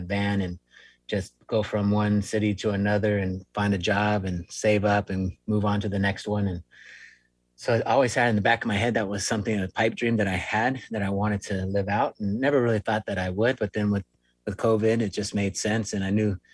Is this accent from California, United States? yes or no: yes; Long Beach, California, United States; moved away as an adult; I am actually originally from Southern California. That's where I spent the majority of my life, over near in Long Beach, near Huntington Beach, Seal Beach, that kind of area